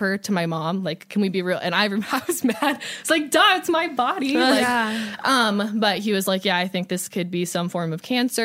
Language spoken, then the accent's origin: English; Ohio, United States; I'm from Ohio.